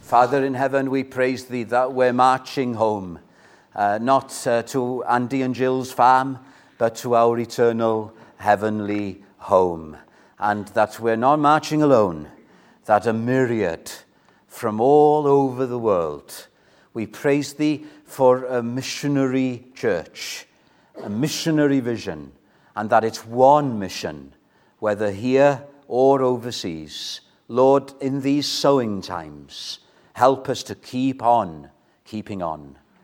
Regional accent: Wales, United Kingdom; I'm Welsh

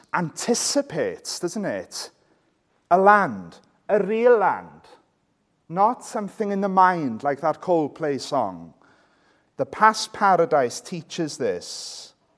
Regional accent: Welsh, Wales, United Kingdom; I'm Welsh

